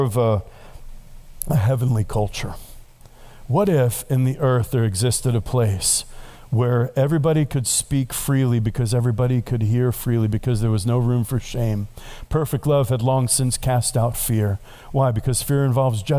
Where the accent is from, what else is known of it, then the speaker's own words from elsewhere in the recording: New York, United States; now I'm from New York